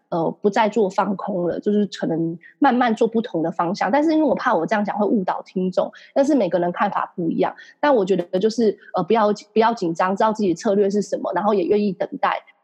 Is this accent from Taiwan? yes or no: yes; Taiwan; 我们台湾人或是亚洲人都有个习惯